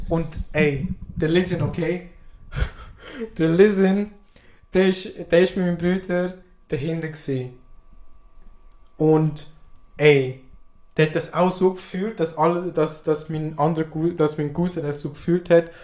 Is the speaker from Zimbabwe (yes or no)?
no; Switzerland; ich als Schweizer